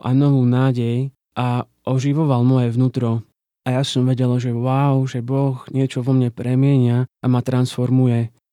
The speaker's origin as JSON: {"language": "Slovak", "town": "Košice", "region": "Košice Region", "country": "Slovakia", "also_born_or_lived": "Žilina", "moved": "yes", "lives_now": "Bratislava, Slovakia", "said": "Pochádzam z Košic a momentálne žijem v Bratislave a pracujem ako grafik"}